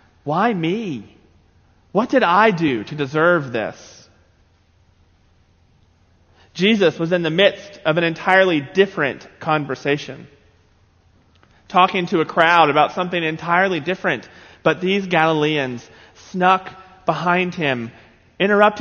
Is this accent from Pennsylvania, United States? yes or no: no; South Carolina, United States; growing up in South Carolina